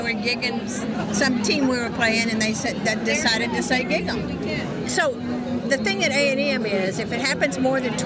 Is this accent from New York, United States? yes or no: no; College Station, Texas, United States